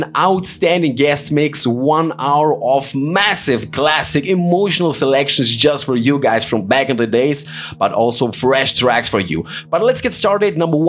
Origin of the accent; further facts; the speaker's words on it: Greece; He's from my hometown in Greece.